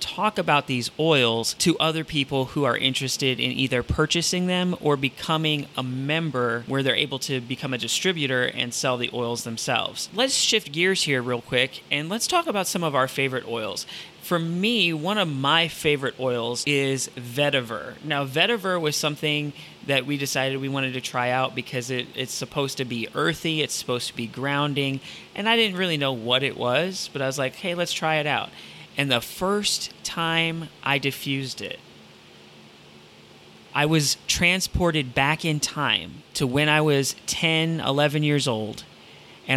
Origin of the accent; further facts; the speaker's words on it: Toledo, Ohio, United States; when I grew up in Toledo, Ohio